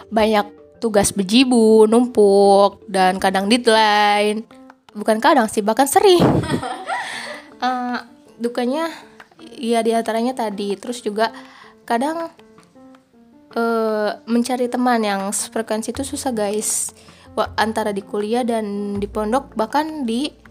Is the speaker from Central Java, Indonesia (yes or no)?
no; Tangerang, Banten, Indonesia; Karena saya orang Tangerang dan di sini Sundanya sudah kasar.